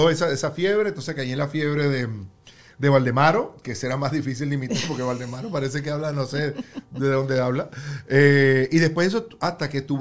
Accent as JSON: {"language": "Spanish", "region": "Falcón", "country": "Venezuela", "moved": "yes", "said": "no ve que yo soy de Falcón."}